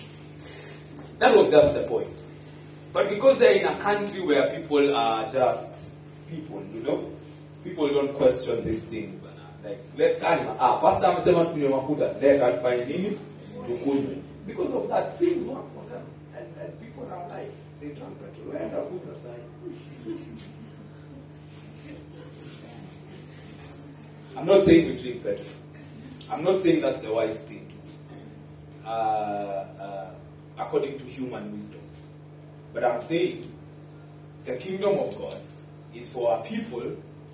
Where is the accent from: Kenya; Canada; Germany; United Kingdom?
Kenya; we are Kenyan